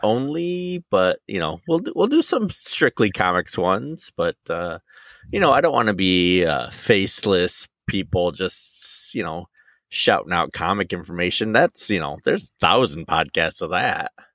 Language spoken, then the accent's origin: English; Michigan, United States; I'm from Michigan